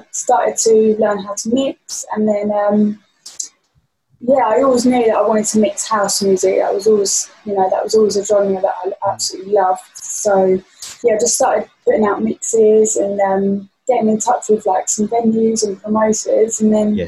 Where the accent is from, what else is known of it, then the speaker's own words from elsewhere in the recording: a town near Brighton, South East England, United Kingdom; moved away as an adult; also born or lived in London / Ibiza; I'm from a town near Brighton, and I moved from my hometown that I've grown up in like my whole life.